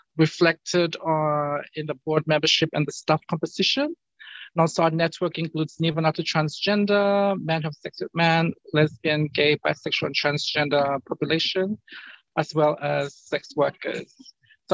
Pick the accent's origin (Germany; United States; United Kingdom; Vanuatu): Vanuatu; I'm from Vanuatu.